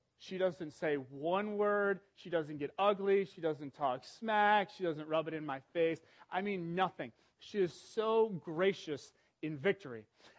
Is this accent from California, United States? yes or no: no; Cincinnati, Ohio, United States; I'm from Cincinnati, Ohio.